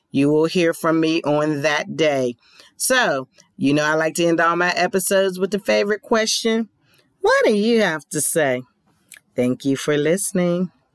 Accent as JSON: {"language": "English", "region": "Pennsylvania", "country": "United States", "tie": "born or raised there", "moved": "yes", "lives_now": "Georgia, United States", "said": "Philadelphia is in my hometown of Pennsylvania"}